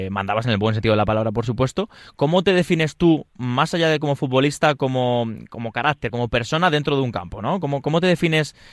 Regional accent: Leganés, Community of Madrid, Spain; yo soy de Leganés

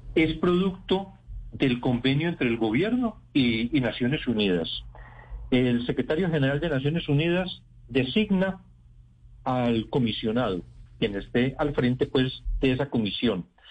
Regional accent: Colombia; mi país

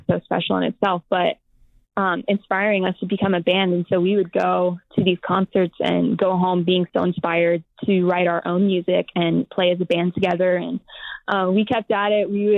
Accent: Riverside, California, United States; now in Nashville, United States; We're four of six siblings from Riverside, California. We grew up in California

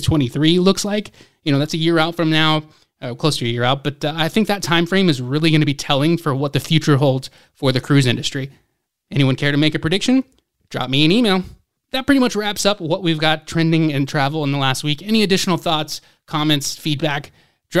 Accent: Atlanta, Georgia, United States; my hometown of Atlanta

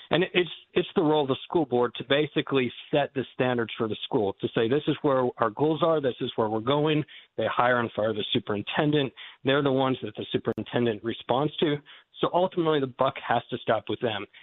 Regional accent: Goshen, Indiana, United States; born there; also born or lived in Massachusetts / North Carolina / Texas / Malawi; As was mentioned, um, I was born here in Goshen, and I've lived a number of different places since then um, Massachusetts, North Carolina, Texas, Malawi, Africa for a number of years.

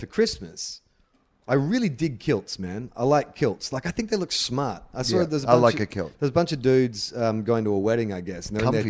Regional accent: Australia; I'm like fourth generation. So I don't identify with anything

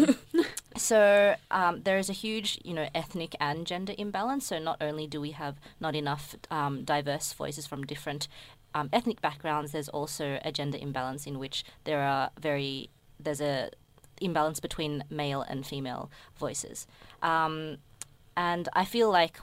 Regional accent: Melbourne, Victoria, Australia; I'm Indonesian born here

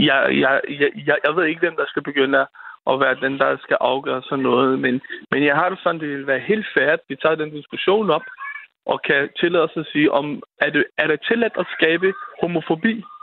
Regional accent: Denmark; vi som danskere

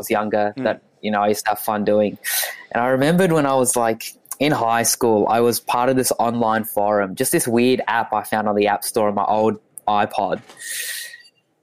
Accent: Australia; also born or lived in Ethiopia; I was born there. Came here in 2004

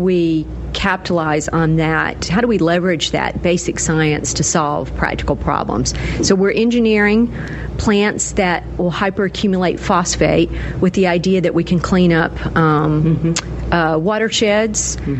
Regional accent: Gadsden, Alabama, United States; moved away; also born or lived in Virginia; I grew up in Gadsden, Alabama, which is a small town in northeast Alabama at the foothills of the Appalachian Mountains

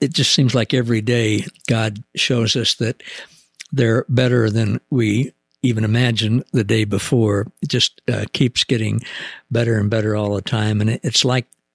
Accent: the Ozarks, United States; I'm from the Ozarks.

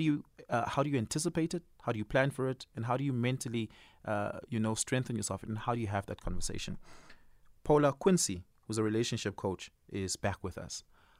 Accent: Johannesburg, Gauteng, South Africa; And especially because we're from Johannesburg, we've lived here all our lives.

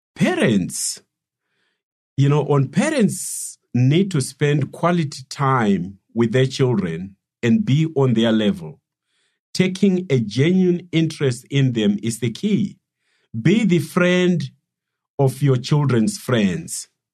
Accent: Silobela, Midlands, Zimbabwe; I was raised in, in, in the village uh, in Silobela

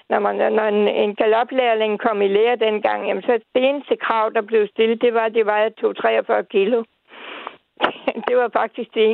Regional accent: Odense, Southern Denmark, Denmark; vi skal en 6 år tilbage til min fødeby Odense.

